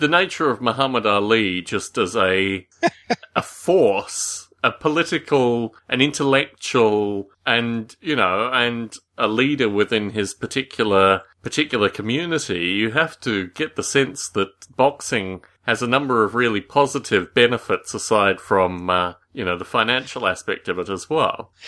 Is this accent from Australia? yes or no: yes; Australia; Growing up in Australia